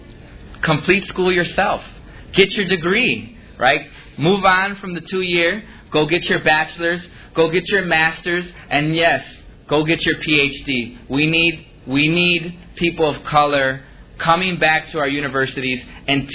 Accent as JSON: {"language": "English", "town": "Chicago", "region": "Illinois", "country": "United States", "tie": "born or raised there", "said": "I grew up in Little Village. I still live there to this day"}